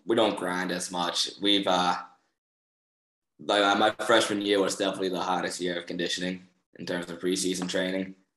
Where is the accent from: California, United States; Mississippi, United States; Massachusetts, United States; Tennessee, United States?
Massachusetts, United States; Boston; moved away; I'm from Boston